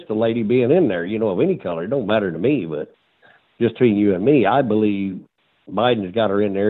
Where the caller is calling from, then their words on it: Illinois, United States; I'm calling from Illinois.